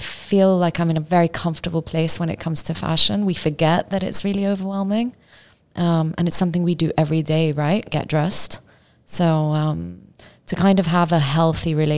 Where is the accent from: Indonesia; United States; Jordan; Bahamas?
Jordan; Amman, Amman Governorate; also born or lived in Dubai; now in London, United Kingdom; I grew up in Amman. I moved to Dubai and then I moved to London a couple of years ago